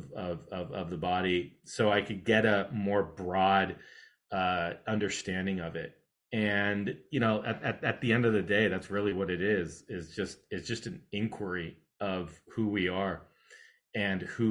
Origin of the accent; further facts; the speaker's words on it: California, United States; I grew up in California